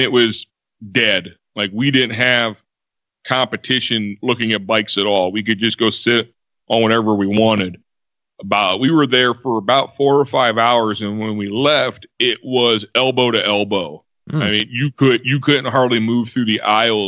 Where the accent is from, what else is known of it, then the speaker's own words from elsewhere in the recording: Cleveland, Ohio, United States; I grew up around the Cleveland area